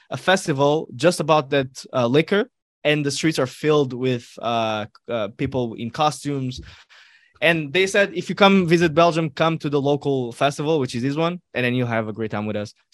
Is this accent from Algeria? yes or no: yes; Algeria; also born or lived in Morocco; I'm a Moro. I can relate. I can relate. I come from North North Africa.